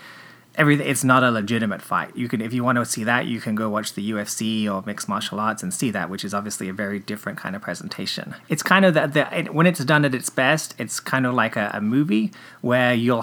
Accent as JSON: {"language": "English", "region": "England", "country": "United Kingdom", "tie": "born or raised there", "said": "there was a Saturday afternoon TV show where I grew up in England"}